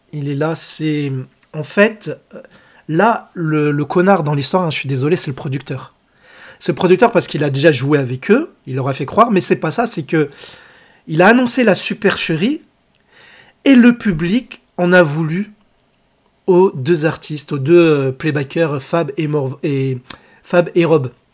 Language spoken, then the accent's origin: French; France; Chez nous en France